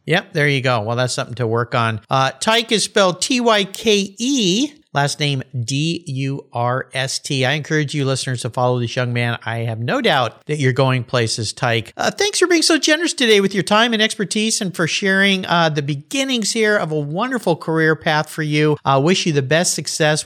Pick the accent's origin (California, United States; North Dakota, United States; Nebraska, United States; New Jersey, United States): California, United States; San Diego; I grew up in San Diego